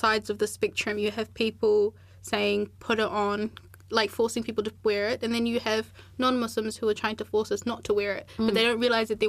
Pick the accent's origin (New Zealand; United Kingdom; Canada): New Zealand; I was like 9 months old when my family migrated here, so I grew up in New Zealand.